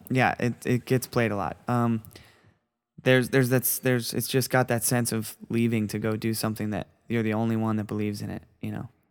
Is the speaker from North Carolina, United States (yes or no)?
no; Florida, United States; I'm a kid from Florida that that you know grew up playing music with my best friends